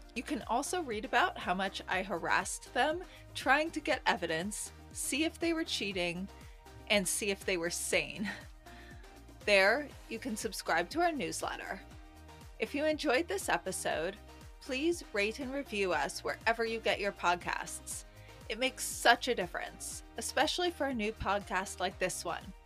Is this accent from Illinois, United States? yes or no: no; New York City, New York, United States; I grew up in the city.